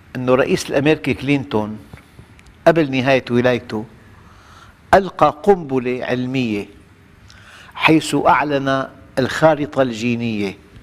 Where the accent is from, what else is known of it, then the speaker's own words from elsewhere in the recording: Syria; نحن في في نعمة كبيرة جداً في بلادنا